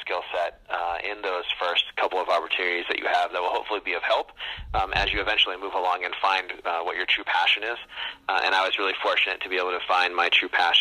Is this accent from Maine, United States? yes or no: yes; Maine, United States; I was really fortunate after growing up in Maine to have an opportunity to attend Bowden